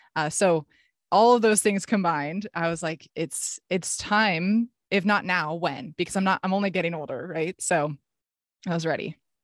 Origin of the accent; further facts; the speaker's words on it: Palo Alto, California, United States; I was at my dream school back in my hometown. This is actually where I grew up